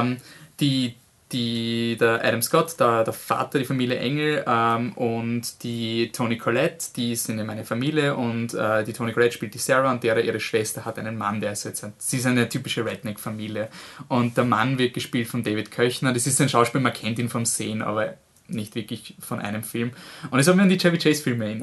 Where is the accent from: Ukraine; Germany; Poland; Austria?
Austria; wir als Österreicher